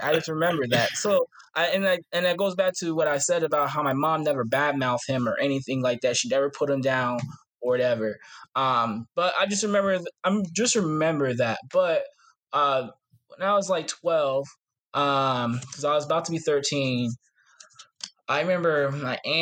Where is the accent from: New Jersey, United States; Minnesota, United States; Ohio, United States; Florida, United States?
Ohio, United States; Ashtabula; I'm from Ashtabula, Ohio, this small little town not too far from Cleveland